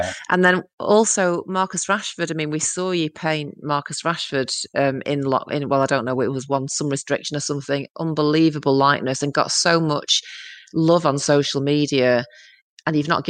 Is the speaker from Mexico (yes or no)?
no; Salford, North West England, United Kingdom; I'm from Salford.